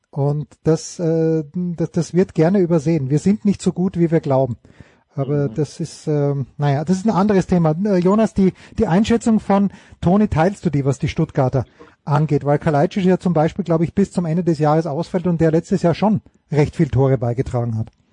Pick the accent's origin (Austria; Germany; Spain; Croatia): Austria; als Österreicher